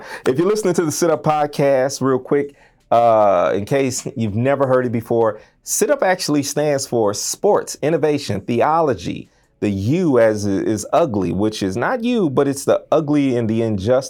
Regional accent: Vancouver, Washington, United States; I'm from Vancouver, Washington.

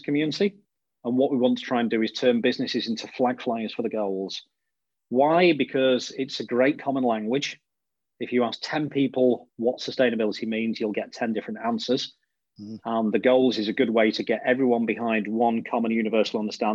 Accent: Blackpool, North West England, United Kingdom; moved away; I'm from Blackpool in the northwest of the UK originally.

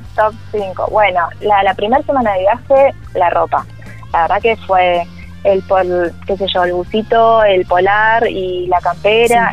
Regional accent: Buenos Aires, Argentina; somos de Buenos Aires. Y bueno, todo lo, el ritmo citadino, más que nada porteño

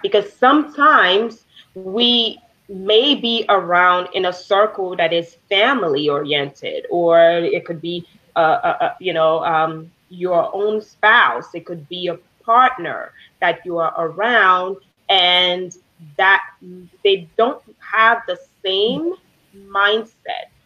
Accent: Haiti; moved away; I grew up in Haiti. I wasn't born in Haiti, but I grew up there

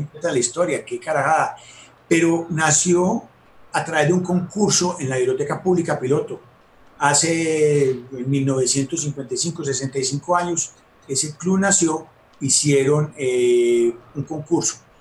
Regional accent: Medellín, Antioquia, Colombia; aquí en Medellín había clubes en la fábrica

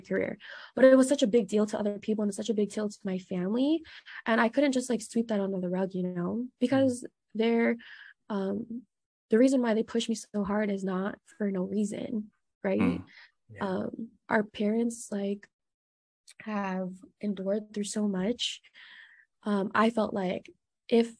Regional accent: United States; I was born and raised in America

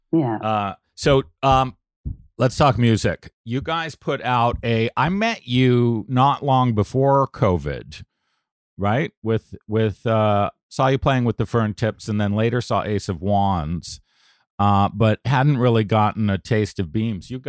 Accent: Canada; now in United States; as a Canadian in the U.S., uh, all of us who have crossed the border several times, ask this almost instinctively.

